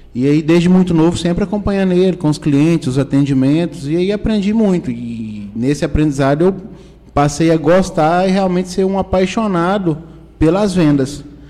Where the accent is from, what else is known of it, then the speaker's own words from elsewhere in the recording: Caldas Novas, Goiás, Brazil; also born or lived in Brasília; nasci em Caldas, Caldas Novas, morei quatro anos em Brasília, né? mas a minha vida é, sempre foi, sempre foi em Caldas Novas